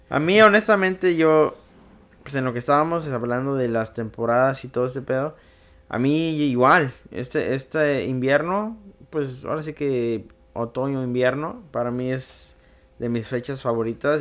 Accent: Mexico; now in United States; yo crecí mucho en México. Ahora sí que la mitad de mi vida fue en México y la mitad la estoy viviendo acá.

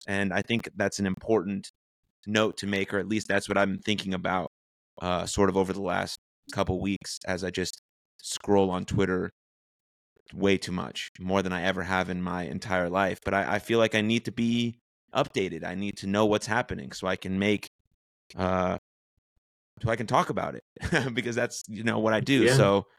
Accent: United States; as American Jews

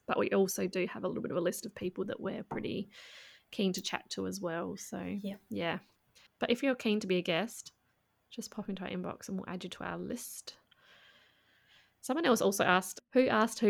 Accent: Adelaide, South Australia, Australia; my hometown.

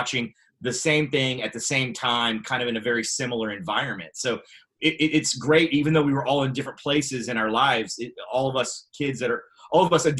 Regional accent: Houston, Texas, United States; we both grew up in Houston, the Houston area, kind of north in a little suburb

